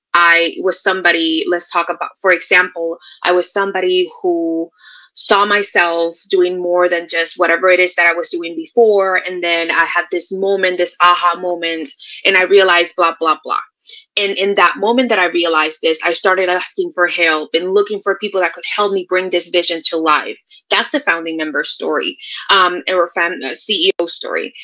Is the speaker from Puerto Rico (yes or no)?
yes; Puerto Rico; now in Texas, United States; I am originally from Puerto Rico. I am living in Texas right now